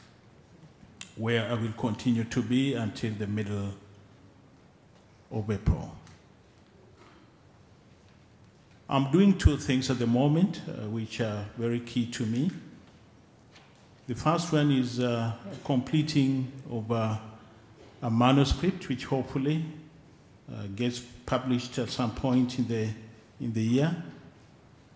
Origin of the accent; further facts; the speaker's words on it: Kenya; I'm a Kenyan